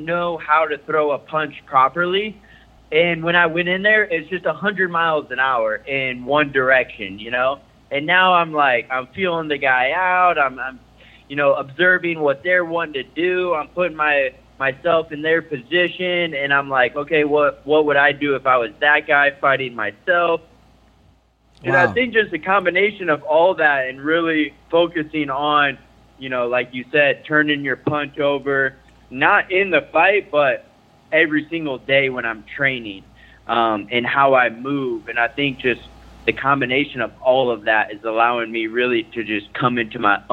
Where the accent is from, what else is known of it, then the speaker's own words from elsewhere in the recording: Franklin, Tennessee, United States; I grew up in Tennessee, Franklin